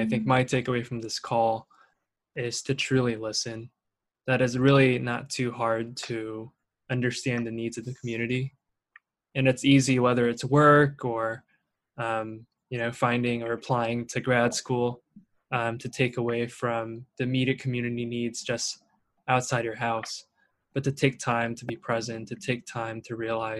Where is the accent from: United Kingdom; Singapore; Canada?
Singapore; also born or lived in Torrance / Shanghai; I was born in Torrance, so ask me which high school I went to, and I'm like, dang, they're gonna get me, and I gotta go explain this whole thing that I was born here, I grew up in Singapore and Shanghai